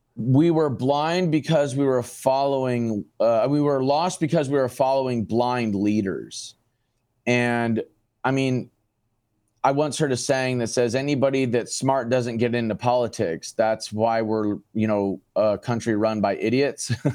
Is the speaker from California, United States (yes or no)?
no; Phoenix, Arizona, United States; Born and raised in Phoenix, Arizona